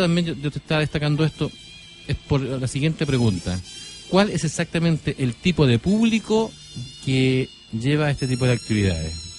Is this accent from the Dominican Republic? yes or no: no; San Antonio, Valparaíso, Chile; yo soy de San Antonio eh, oriundo de la zona de San Antonio